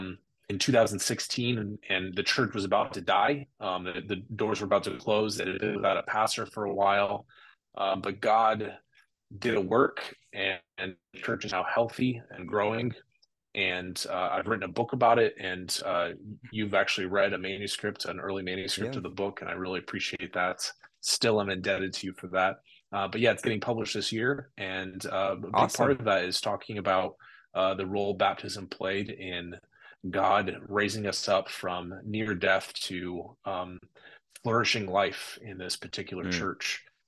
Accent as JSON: {"language": "English", "country": "Burkina Faso", "tie": "born or raised there", "also_born_or_lived": "Mali / Ivory Coast", "said": "I was in Burkina Faso, Mali, and Ivory Coast, all the way in Western Africa. So I spent most of my childhood there."}